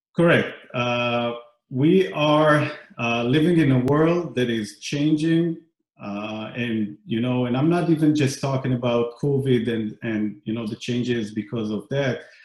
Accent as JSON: {"language": "English", "country": "Israel", "tie": "born or raised there", "moved": "yes", "said": "I grew up in Israel"}